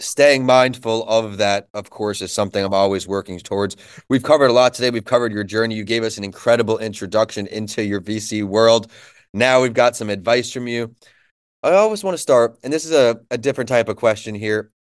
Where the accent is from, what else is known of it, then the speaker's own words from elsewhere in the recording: New York, United States; moved away as an adult; now in Florida, United States; where I grew up in New York